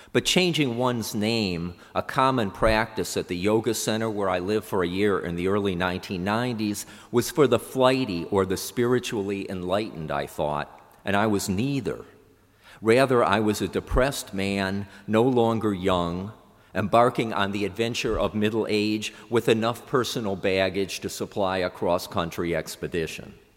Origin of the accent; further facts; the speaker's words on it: Cleveland, Ohio, United States; moved away; I returned to Cleveland, my hometown